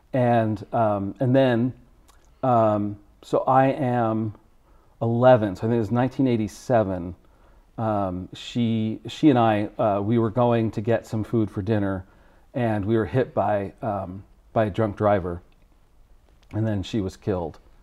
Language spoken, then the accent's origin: English; Connecticut, United States; I was born in Connecticut